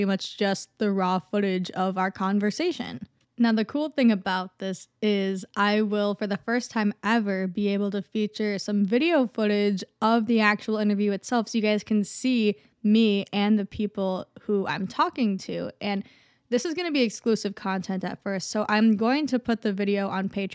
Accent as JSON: {"language": "English", "region": "Minnesota", "country": "United States", "said": "I'm from Minnesota too"}